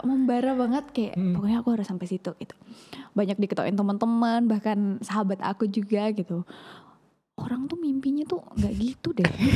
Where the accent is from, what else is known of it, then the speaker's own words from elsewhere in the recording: East Lombok, West Nusa Tenggara, Indonesia; moved away; aku kan karena memang yang anak Lombok terus aku juga anak Lombok Timur gitu loh bukan yang di kota